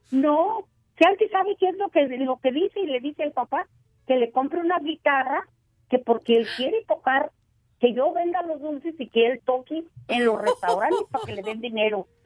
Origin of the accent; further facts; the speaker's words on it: La Piedad, Michoacán, Mexico; Somos de la Piedad, Michoacán.